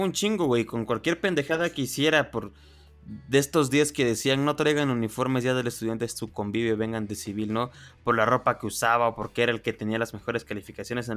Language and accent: Spanish; Oaxaca, Mexico; yo soy oaxaqueño